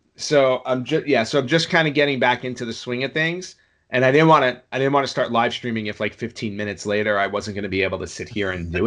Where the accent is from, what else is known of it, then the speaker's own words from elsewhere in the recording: New York, United States; I grew up in New York